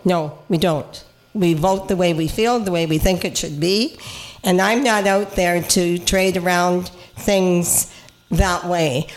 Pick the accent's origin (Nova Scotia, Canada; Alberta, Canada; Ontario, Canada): Nova Scotia, Canada; Cape Breton; now in Niagara Falls, Canada; I'm from Cape Breton